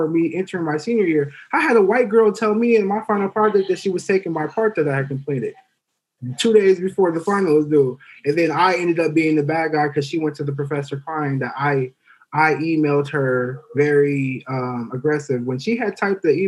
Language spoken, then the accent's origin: English; Oakland, California, United States; I'm from Oakland